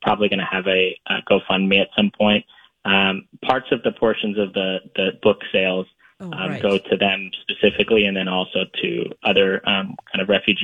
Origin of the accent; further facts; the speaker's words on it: Florida, United States; my hometown in Florida